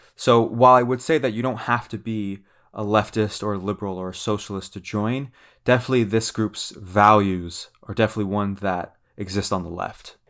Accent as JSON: {"language": "English", "region": "Central California", "country": "United States", "tie": "born or raised there", "said": "I grew up in Central California, fairly liberal"}